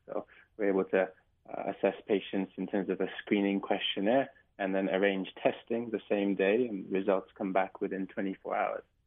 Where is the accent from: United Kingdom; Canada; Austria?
United Kingdom; England; now in Hawaii, United States; as you can probably tell from my accent. I'm from England